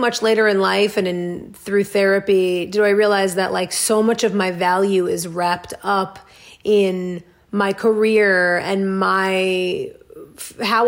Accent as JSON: {"language": "English", "region": "New York", "country": "United States", "tie": "born or raised there", "moved": "yes", "said": "I grew up in New York"}